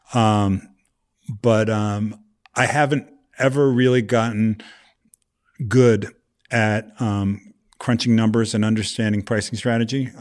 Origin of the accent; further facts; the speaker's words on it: Vermont, United States; moved away; also born or lived in New York; I grew up in New England, Vermont specifically